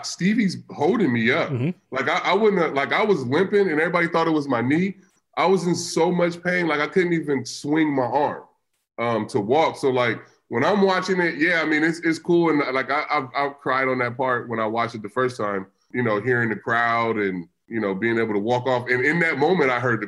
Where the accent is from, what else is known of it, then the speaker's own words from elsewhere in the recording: California, United States; I grew up in California, in inner city